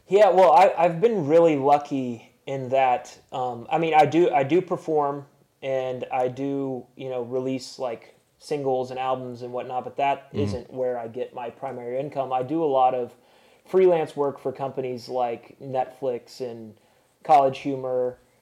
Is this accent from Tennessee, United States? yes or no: yes; Chattanooga, Tennessee, United States; my hometown in Chattanooga